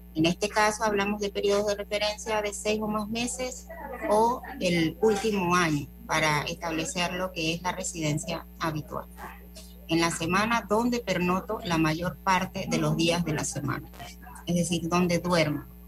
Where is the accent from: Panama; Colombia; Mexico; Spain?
Panama; nosotros los panameños